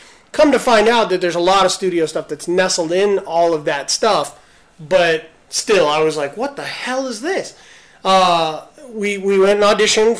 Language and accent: English; California, United States; and this is how you know we're from California.